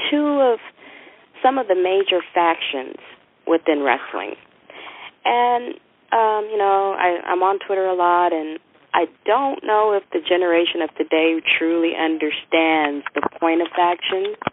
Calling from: San Francisco, California, United States; I'm calling from San Francisco

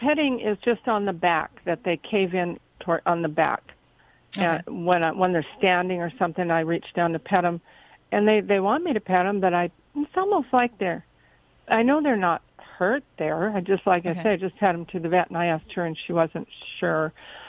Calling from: Cottonwood, California, United States; Cottonwood, California.

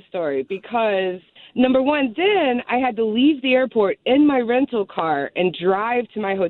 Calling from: Richmond, Virginia, United States; I'm from Richmond, Virginia.

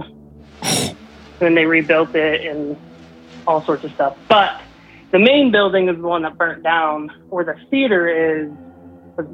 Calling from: Southeast Idaho, United States; calling from Southeast Idaho

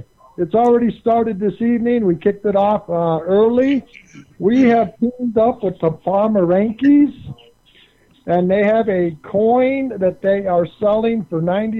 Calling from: Colorado, United States; It's … in Colorado.

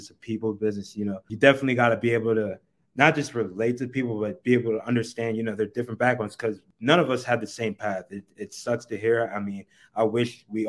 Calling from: Denver, Colorado, United States; I am calling in from Denver, Colorado

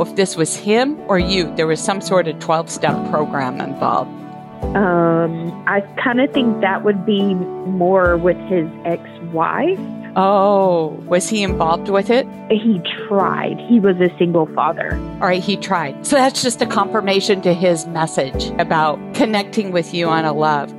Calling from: Lynchburg, Tennessee, United States; I'm calling from Lynchburg, Tennessee

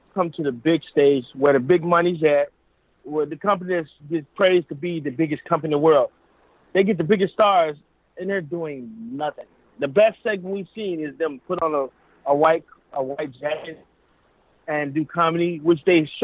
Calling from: Chicago, Illinois, United States; … from Chicago.

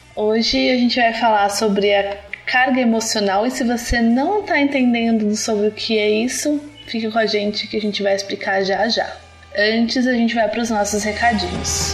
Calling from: São Paulo, Brazil; Eu falo de São Paulo

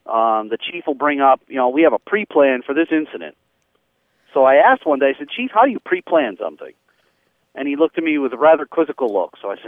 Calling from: Connecticut, United States; I'm calling from Connecticut

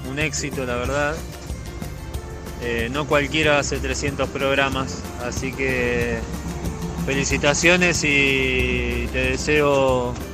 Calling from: Monte Grande, Buenos Aires Province, Argentina; Hola José … de Montegrande.

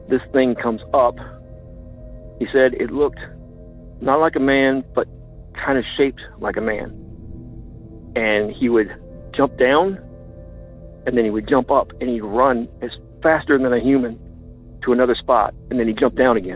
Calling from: Illinois, United States; from Land of Lincoln.

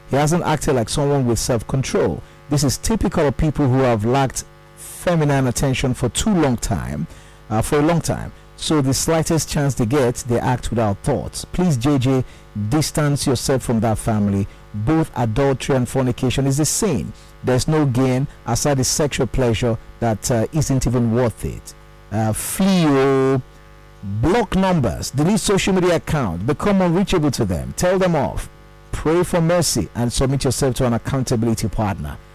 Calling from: Lagos, Nigeria; I'm calling from Lekki at the moment.

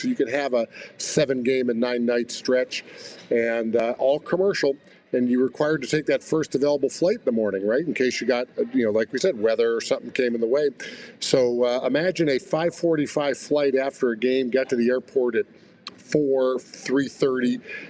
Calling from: Atlanta, Georgia, United States; Today we're in cold Lanta. It used to be hot Lanta, but they have a little cold front coming through.

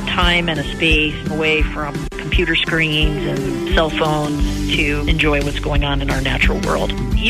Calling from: Beavercreek, Ohio, United States; I'm calling from Beaver Creek, Ohio.

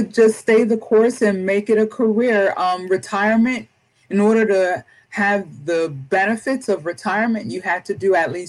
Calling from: Maryland, United States; I am hailing from Southern Maryland. Yes, down towards the southern tip of Maryland, probably about 65 miles south of D.C.

